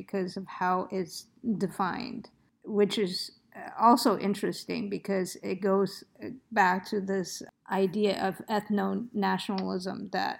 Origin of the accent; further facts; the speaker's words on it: United States; as an American thinking of Europe, there is this idea especially as a liberal American thinking of Europe